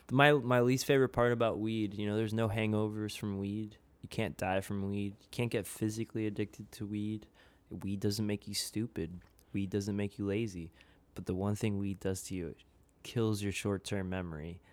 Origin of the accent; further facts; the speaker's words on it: suburbs of Philadelphia, Pennsylvania, United States; moved away; I'm originally from outside of Philadelphia in, like, the suburbs